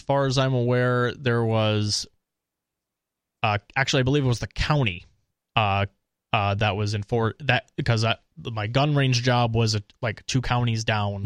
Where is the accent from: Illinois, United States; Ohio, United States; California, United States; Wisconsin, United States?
Wisconsin, United States; Eau Claire; also born or lived in Minnesota; now in New Hampshire, United States; I'm from Eau Claire